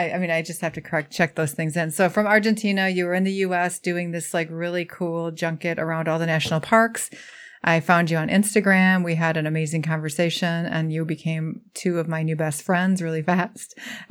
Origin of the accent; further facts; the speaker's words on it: United States; as a Native American citizen who has not, I have not been to more than probably two of the national parks, and I've lived here my whole life.